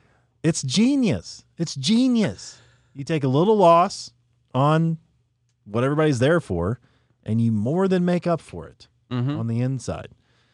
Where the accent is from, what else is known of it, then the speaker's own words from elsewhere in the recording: Marion, United States; I said by where we grew up. It's in a little town called Marion.